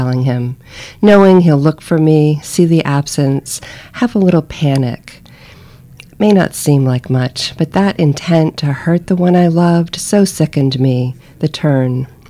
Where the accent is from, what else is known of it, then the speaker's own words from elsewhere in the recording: Cape Cod, Massachusetts, United States; moved away; also born or lived in Florida; I'm from Cape Cod. My family's from Cape Cod. Almost no one lives there anymore. I lived in Florida for such a long time.